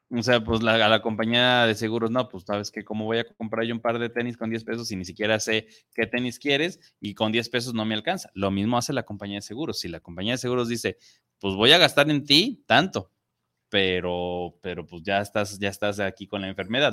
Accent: Mexico; como mexicanos

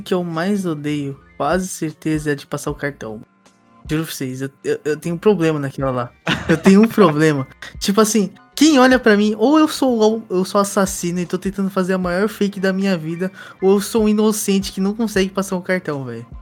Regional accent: Brazil; now in Japan; a gente é brasileiro que mora no Japão

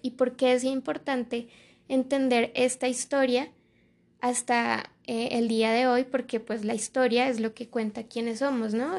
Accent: Colombia; hermanos colombianos

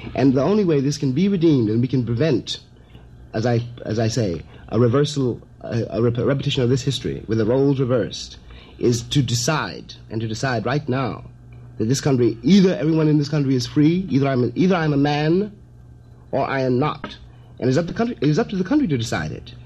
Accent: New York City, New York, United States; I'm from Harlem too. I was born in those streets and raised in them

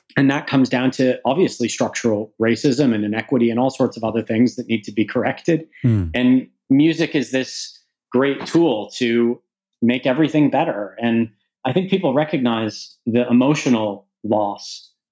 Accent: Canada; now in United Kingdom; As a Canadian who lives in the UK but whose business is primarily in the US

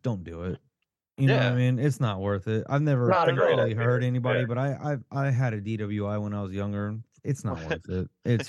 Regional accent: San Antonio, Texas, United States; We're from San Antonio.

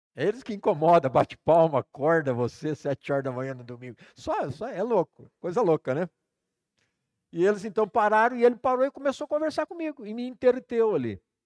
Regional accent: Campo Mourão, Paraná, Brazil; moved away; vim para Campo Mourão, que era minha cidade natal

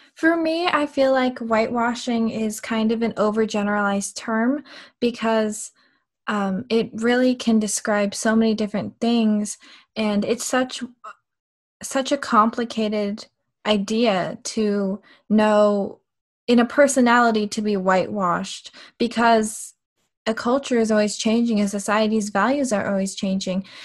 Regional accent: United States; my parents kind of, they knew that my brother and I were going to grow up in America and almost assimilate to American culture

